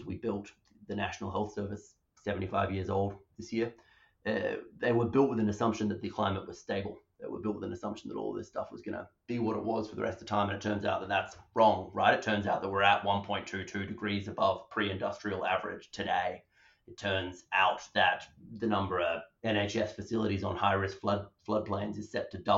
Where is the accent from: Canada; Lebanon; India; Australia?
Australia; Perth, Western Australia; moved away as an adult; now in United Kingdom; I grew up, from my accent, in Perth, Western Australia